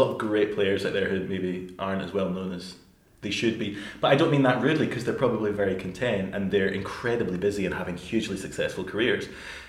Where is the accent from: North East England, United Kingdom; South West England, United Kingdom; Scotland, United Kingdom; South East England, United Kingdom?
Scotland, United Kingdom; Glasgow; accent: Glaswegian; I could not believe my accent. It's so Glaswegian. I had no idea my accent has really changed.